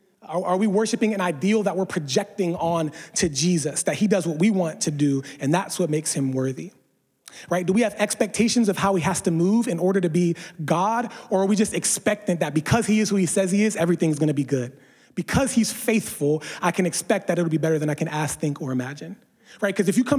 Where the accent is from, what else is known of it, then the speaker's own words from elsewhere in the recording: East Coast, United States; I didn't grow up in California with palm trees all around. I grew up on the East Coast.